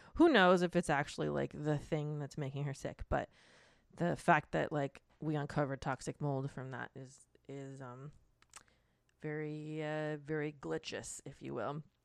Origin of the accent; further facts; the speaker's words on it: Florida, United States; I am from Florida